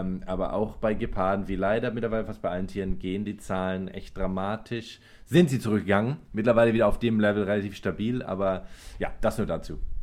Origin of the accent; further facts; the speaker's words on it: Germany; bei uns in Deutschland